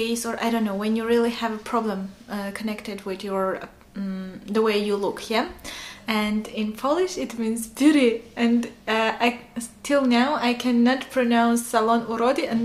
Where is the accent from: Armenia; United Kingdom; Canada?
Armenia; first language Armenian; English is a second language; I'm from Armenia.